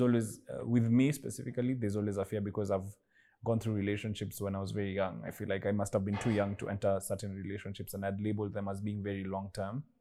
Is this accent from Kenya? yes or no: yes; Kenya; being Kenyan